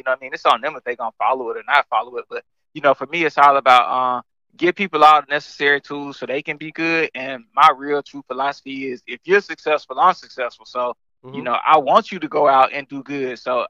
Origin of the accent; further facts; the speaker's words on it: the South, United States; Yeah, so I'm from the South, man.